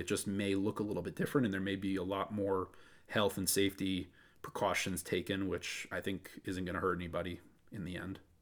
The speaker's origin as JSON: {"language": "English", "region": "Wisconsin", "country": "United States", "moved": "yes", "said": "I'm from Wisconsin originally"}